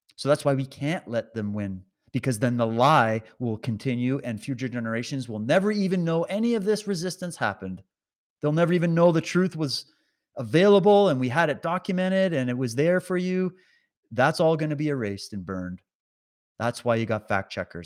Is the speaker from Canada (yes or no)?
yes; Canada